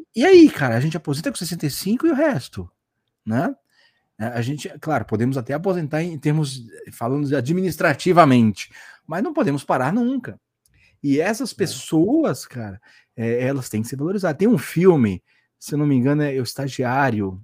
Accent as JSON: {"language": "Portuguese", "town": "Santos", "region": "São Paulo", "country": "Brazil", "said": "aqui em Santos, né? Como eu falei, eu sou de Santos"}